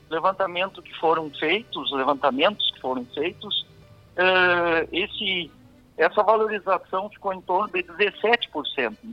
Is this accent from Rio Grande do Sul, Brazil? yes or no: yes; Caçapava do Sul, Rio Grande do Sul, Brazil; de Caçapavo do Sul, eu sou de Caçapavo